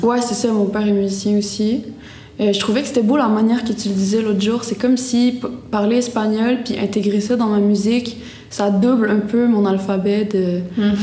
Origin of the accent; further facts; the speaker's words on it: Gaspé, Quebec, Canada; je suis née à Gaspé, j'ai une mère gaspésienne